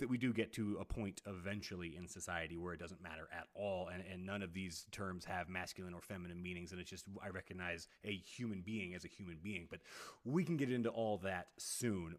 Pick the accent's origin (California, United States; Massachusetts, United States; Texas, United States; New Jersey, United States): Texas, United States; I'm I'm 10 years older than you and I grew up in Texas.